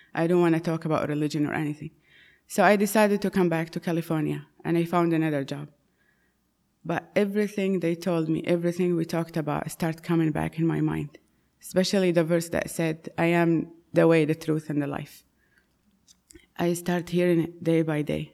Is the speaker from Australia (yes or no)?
no; Saudi Arabia; moved away; I was born and raised in Saudi Arabia, in a Muslim home